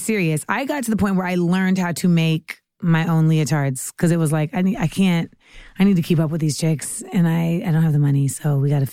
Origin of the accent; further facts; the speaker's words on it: United States; moved away; also born or lived in Los Angeles, California / Orlando, Florida / New York / Caribbean (West Indian ancestry); I grew up in LA and Orlando, but I think I really became like the person I am now a lot in New York.